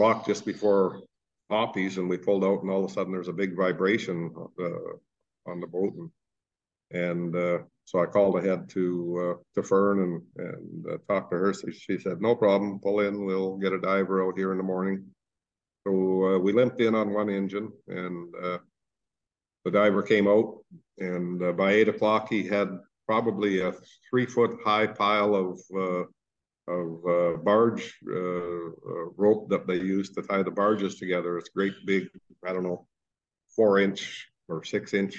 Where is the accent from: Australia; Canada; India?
Canada; we're Canadian citizens